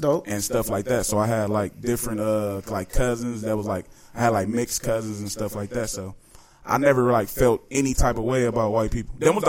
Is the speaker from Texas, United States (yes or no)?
yes; Dallas, Texas, United States; also born or lived in Chicago, Illinois; I was in West Dallas